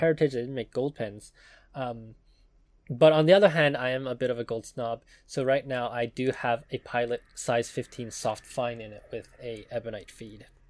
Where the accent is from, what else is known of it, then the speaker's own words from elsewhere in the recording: Taiwan; I was born in Taiwan